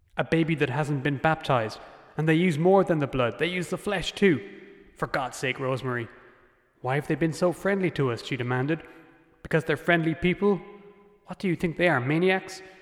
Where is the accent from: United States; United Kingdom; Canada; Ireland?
Ireland; as an Irish person